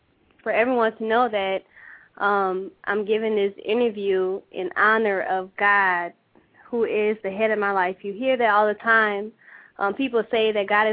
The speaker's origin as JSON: {"language": "English", "town": "New Orleans", "region": "Louisiana", "country": "United States", "tie": "born or raised there", "moved": "as an adult", "lives_now": "Atlanta, United States", "said": "I am originally from New Orleans, Louisiana, born and raised in a ninth ward, actually"}